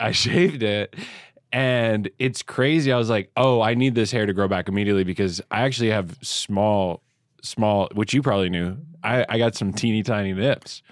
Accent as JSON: {"language": "English", "country": "Canada", "moved": "yes", "lives_now": "New York, United States", "said": "I'm already Canadian."}